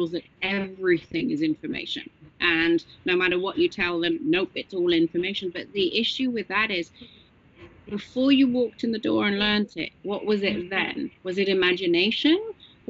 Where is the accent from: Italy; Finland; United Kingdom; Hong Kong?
United Kingdom; England; moved away; I'm English